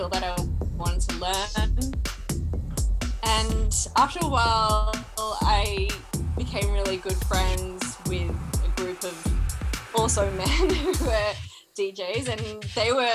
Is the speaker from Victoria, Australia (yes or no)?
yes; Melbourne, Victoria, Australia; I'm Turkish Kurdish woman, born and raised in Melbourne.